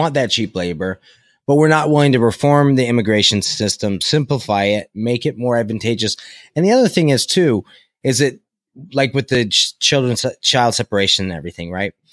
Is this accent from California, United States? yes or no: yes; California, United States; I'm from California